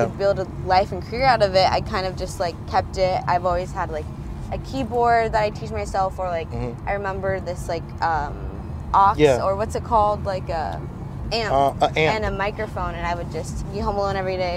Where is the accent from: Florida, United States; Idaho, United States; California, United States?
California, United States; Los Angeles; I'm from Van Nuys, California, mm-hmm. and I grew up among most of Southern California